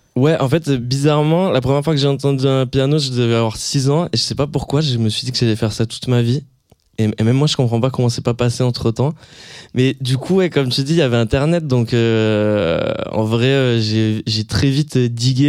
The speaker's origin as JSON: {"language": "French", "area": "near Hossegor, Landes", "region": "Nouvelle-Aquitaine", "country": "France", "tie": "born or raised there", "moved": "yes", "said": "je dis toujours que je suis de Osgor pour faire plus stylé, mais en fait, je suis dans un petit village à côté"}